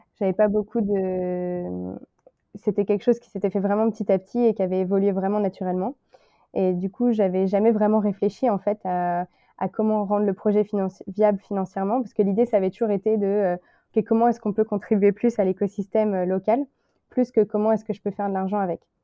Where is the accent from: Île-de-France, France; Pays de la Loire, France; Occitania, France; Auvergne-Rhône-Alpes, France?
Pays de la Loire, France; Le Mans; moved away as an adult; now in Shanghai, China; je suis originaire du Mans